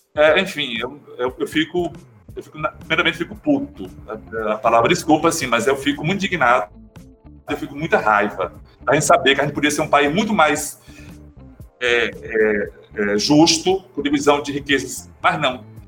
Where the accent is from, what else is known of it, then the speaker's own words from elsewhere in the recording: Piauí, Brazil; now in Recife, Brazil; Sou piauiense, não sou pernambucano, mas já, já me considero pernambucano, porque moro, moro aqui há, há 35 anos